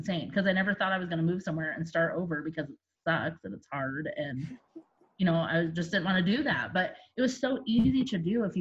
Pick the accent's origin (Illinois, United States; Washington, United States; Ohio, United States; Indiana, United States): Indiana, United States; South Bend; moved away as an adult; now in Indianapolis, United States; I'm originally from South Bend, Indiana, which is where Notre Dame is